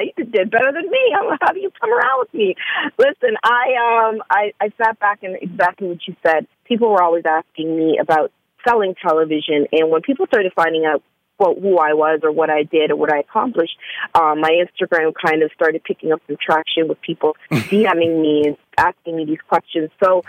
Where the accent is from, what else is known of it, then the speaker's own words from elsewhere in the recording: Hamilton, Ontario, Canada; I grew up right outside of Toronto, and then I moved to Toronto in my 20s. So I pretty much say Toronto because most people don't know Hamilton, Ontario, which is a really small city right by Buffalo, across from the Buffalo